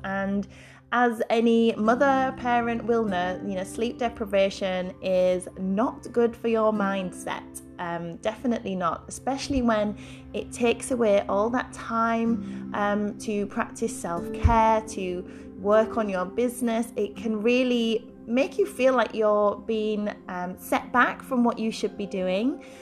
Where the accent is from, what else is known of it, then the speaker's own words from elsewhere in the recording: Yorkshire and the Humber, United Kingdom; moved away as an adult; also born or lived in London; I'm a Yorkshire born and bred girl, as you can probably tell by my accent